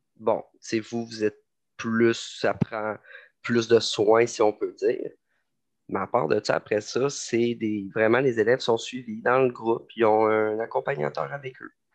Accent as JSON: {"language": "French", "town": "Lévis", "region": "Quebec", "country": "Canada", "tie": "born or raised there", "also_born_or_lived": "Montreal", "moved": "as an adult", "said": "je viens de Lévis, j'ai fait toute ma scolarité à Lévis, j'ai grandi à Lévis"}